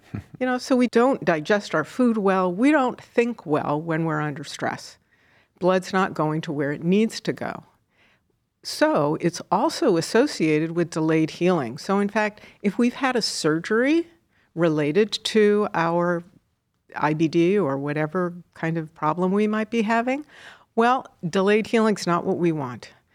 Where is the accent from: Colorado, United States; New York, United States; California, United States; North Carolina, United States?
New York, United States; moved away as an adult; also born or lived in Seattle; now in Cleveland, United States; I'm originally a New Yorker